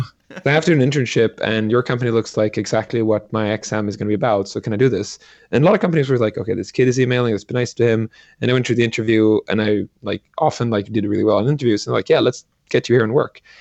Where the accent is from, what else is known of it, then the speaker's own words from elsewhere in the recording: Sweden; I grew up in Sweden